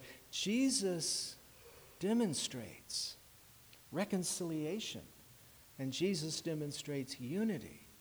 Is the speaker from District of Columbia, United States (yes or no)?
yes; Washington, District of Columbia, United States; moved away; I was in Washington, D.C., my hometown